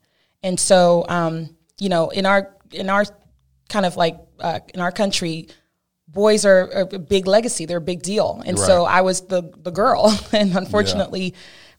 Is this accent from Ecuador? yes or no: no; Cameroon; Well, I'm originally from Cameroon, West Africa. I was born there to a lovely family, huge family.